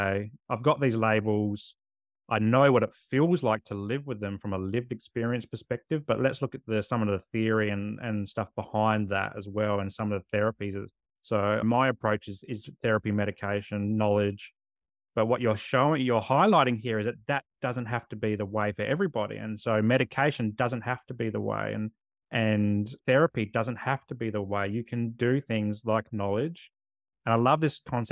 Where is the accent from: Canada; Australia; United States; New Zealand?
Australia; Adelaide, South Australia; moved away as an adult; also born or lived in Canberra; Growing up in Adelaide myself, and it's so hot in summer.